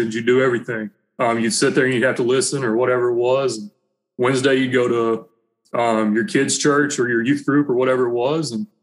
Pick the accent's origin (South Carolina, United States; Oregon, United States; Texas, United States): Texas, United States; Longview; moved away as an adult; also born or lived in Hallsville, Texas; now in Manhattan, Kansas, United States; I grew up in Longview, Texas